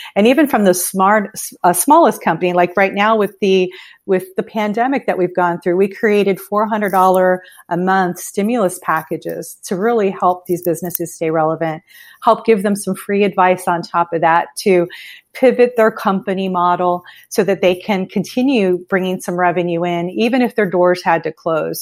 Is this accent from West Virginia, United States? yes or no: no; Miami, Florida, United States; now in Fort Myers area, United States; I'm from the Miami area